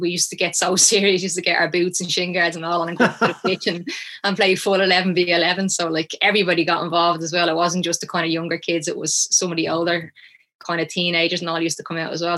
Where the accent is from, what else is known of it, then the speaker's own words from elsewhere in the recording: Shankill, Leinster, Ireland; I grew up in Shankill